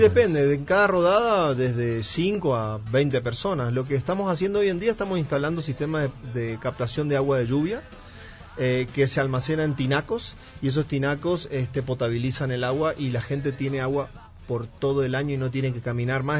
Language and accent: Spanish; northern Argentina, Argentina; moved away as an adult; now in Mexico; yo soy, bueno, argentino, soy del norte de Argentina, pero ya llevo eh, casi ocho años en México